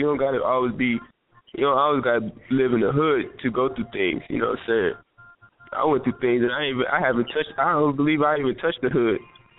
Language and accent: English; Georgia, United States; also born or lived in Lawrenceville; We've been everywhere, all over Georgia, so really, I was born in Lawrenceville, in Gwinnett. But from there, I was just moving place to place.